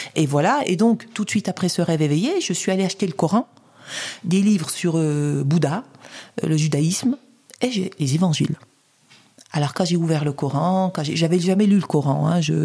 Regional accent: Saint-Claude, Bourgogne-Franche-Comté, France; à Saint-Claude, ville où je suis né, dans le Haut-Jura

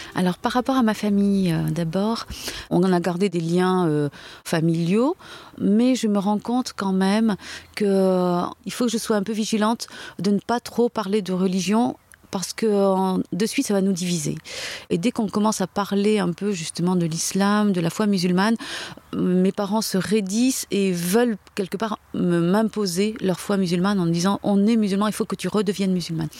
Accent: France; Je suis née en France. Euh, mes parents sont arrivés pendant la guerre d'Algérie en France

